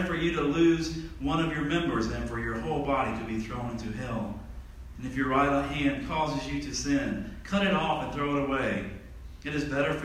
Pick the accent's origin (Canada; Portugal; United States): United States; Tallahassee, Florida; I'm from Tallahassee, Florida